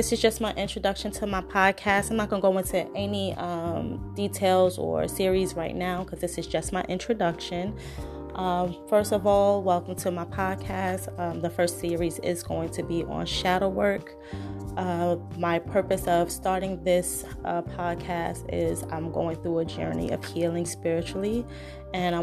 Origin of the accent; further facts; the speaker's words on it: New York City, New York, United States; accent: New York; I'm originally from Brooklyn, New York